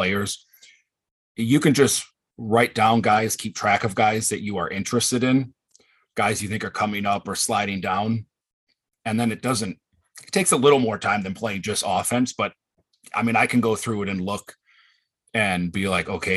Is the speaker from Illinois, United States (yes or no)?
no; Wisconsin, United States; I grew up in Wisconsin my whole life